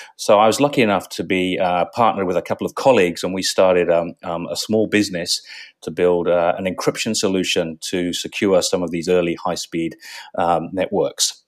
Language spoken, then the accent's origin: English; England, United Kingdom; moved away as an adult; now in Australia; I grew up in England